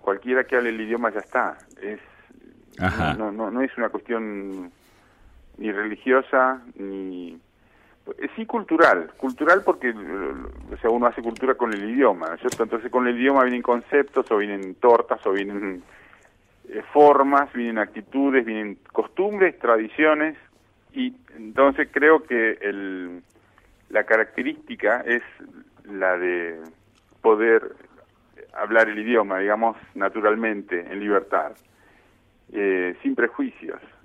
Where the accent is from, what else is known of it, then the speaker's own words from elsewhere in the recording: Gaiman, Chubut, Argentina; also born or lived in Buenos Aires / Wales; soy argentino